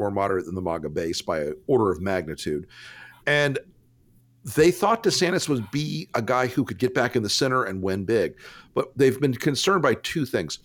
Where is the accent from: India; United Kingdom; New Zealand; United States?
United States; Tampa, Florida; I'm from Tampa across the bay